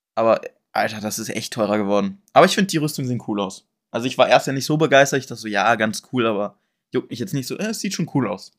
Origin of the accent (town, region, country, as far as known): Braunschweig, Lower Saxony, Germany; born or raised there